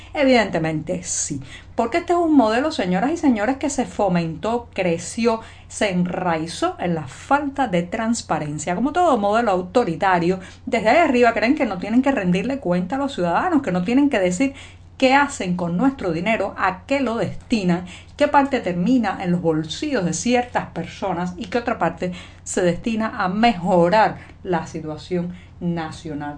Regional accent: Havana, La Habana, Cuba; yo nací en La Habana hace ya más de 40 años

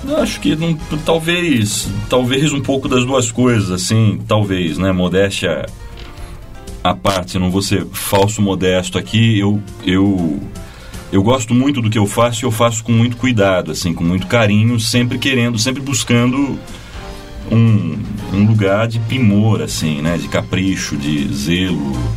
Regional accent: Itapetininga, São Paulo, Brazil; moved away as an adult; also born or lived in Sorocaba; now in São Paulo, Brazil; nasci em Sorocaba e fui criado em Itapetininga.

